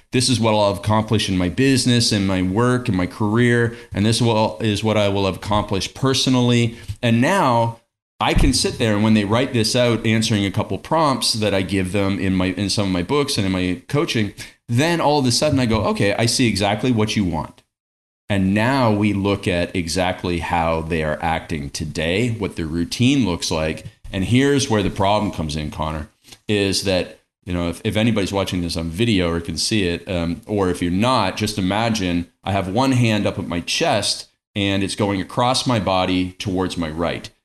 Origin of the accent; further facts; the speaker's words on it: Stratford, Ontario, Canada; I grew up in Stratford, Ontario, Canada